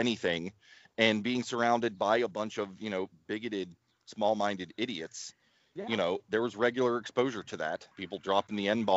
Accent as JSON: {"language": "English", "region": "Ohio Valley", "country": "United States", "tie": "born or raised there", "said": "I grew up in the Ohio Valley"}